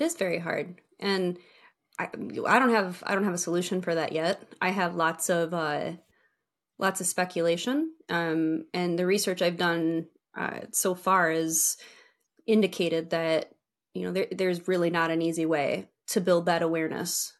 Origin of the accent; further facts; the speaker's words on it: Michigan, United States; also born or lived in Texas; I was born and raised in Michigan